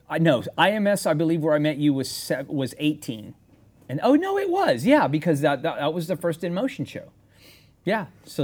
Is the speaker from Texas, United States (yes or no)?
yes; San Antonio, Texas, United States; I'm as Texas as you're gonna get.